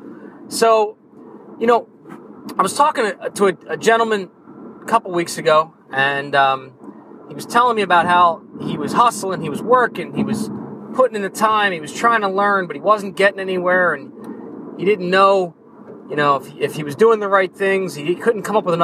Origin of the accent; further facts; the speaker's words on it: New Jersey, United States; I'm from New Jersey